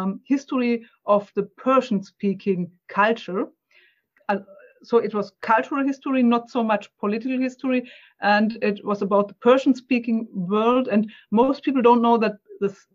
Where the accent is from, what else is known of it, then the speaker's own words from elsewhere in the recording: Germany; English is a second language; excuse my accent and my searching for words, because I'm German. It's English is not my native language.